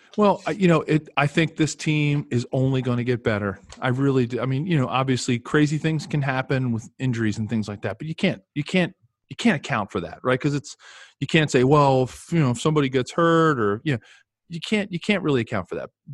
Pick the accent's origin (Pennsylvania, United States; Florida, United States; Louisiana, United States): Pennsylvania, United States; Philadelphia; I'm from Philadelphia